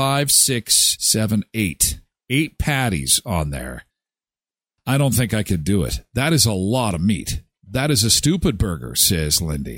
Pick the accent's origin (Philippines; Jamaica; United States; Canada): Canada; I'm Canadian. I get free healthcare.